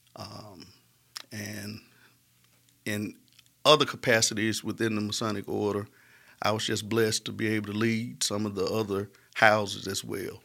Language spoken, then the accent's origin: English; Smithfield, Alabama, United States; I was raised in Smithfield